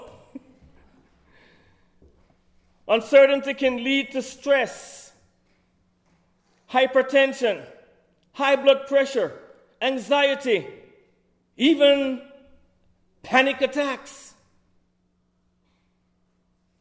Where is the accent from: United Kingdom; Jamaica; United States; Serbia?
Jamaica; Kingston; moved away; I'm from the city of Kingston, which has a population of 1.6 million people